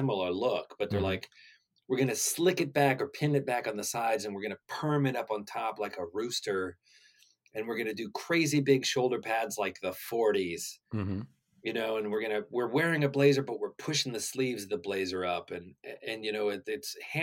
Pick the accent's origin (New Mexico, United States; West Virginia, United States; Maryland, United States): West Virginia, United States; we're from West Virginia